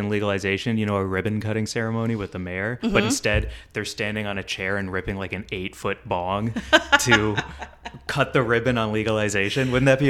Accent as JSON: {"language": "English", "town": "St. Louis", "region": "Missouri", "country": "United States", "tie": "born or raised there", "said": "I'm proud of my home state."}